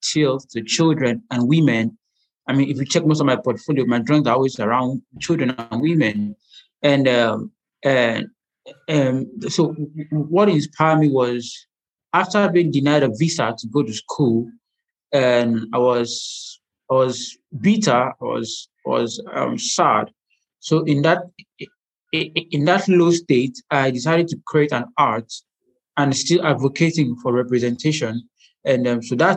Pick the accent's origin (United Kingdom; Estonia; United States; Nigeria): Nigeria; I'm an Nigerian medical illustrator